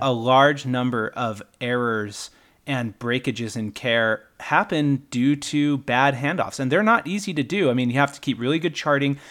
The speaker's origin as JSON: {"language": "English", "region": "Utah", "country": "United States", "also_born_or_lived": "Iowa / Kentucky", "moved": "yes", "said": "when we moved back to Utah from Iowa and Kentucky, where we had spent some time"}